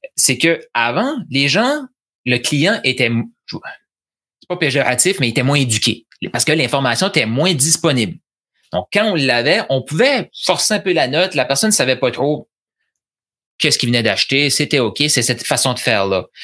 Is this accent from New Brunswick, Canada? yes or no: yes; New Brunswick, Canada; je suis originaire du Nouveau-Brunswick. C'est de l'accent.